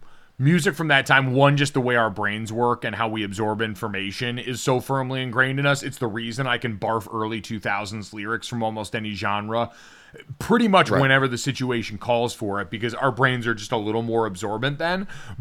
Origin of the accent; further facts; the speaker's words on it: Connecticut, United States; as a young white man growing up in Central Connecticut